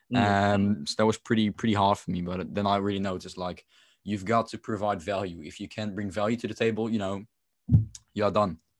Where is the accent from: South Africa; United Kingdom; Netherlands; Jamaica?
Netherlands; I'm from the Netherlands